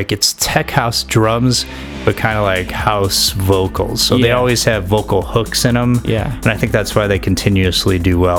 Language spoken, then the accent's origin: English; Chicago, Illinois, United States; moved away as an adult; now in California, United States; I grew up in Chicago.